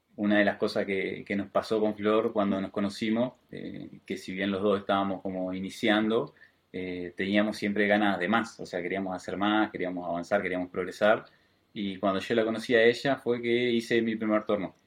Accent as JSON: {"language": "Spanish", "region": "Colonia", "country": "Uruguay", "moved": "as an adult", "lives_now": "Montevideo, Uruguay", "said": "yo soy de Colonia, el departamento de Colonia"}